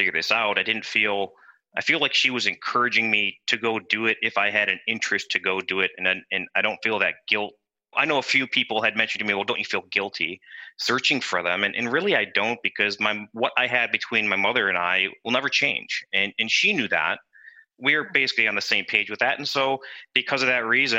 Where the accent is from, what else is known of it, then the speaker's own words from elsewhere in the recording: North Tonawanda, New York, United States; moved away as an adult; now in Sammamish, United States; I was born and raised in North Tonawanda, New York, which is a suburb of Buffalo, New York